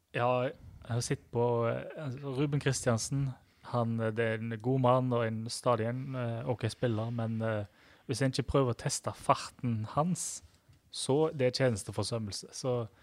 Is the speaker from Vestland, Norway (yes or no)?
yes; Sveio, Vestland, Norway; Jeg er fra Sveio